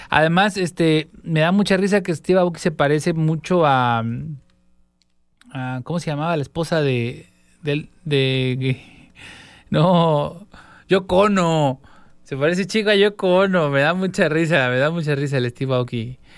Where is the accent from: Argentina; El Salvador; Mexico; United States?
Mexico; Guadalajara, Jalisco; Vamos a somos de Guanatos, nacidos natos de Guadalajara.